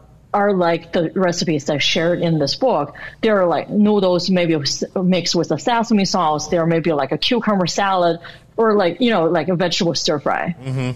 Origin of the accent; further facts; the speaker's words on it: China; now in United States; growing up in China